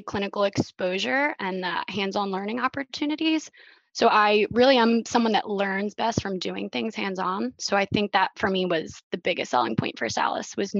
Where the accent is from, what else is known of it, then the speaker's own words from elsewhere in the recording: Drexel Hill, Pennsylvania, United States; I'm originally from Drexel Hill, Pennsylvania, so it's a small town outside of Philly, West Philly, right in the heart of Delco.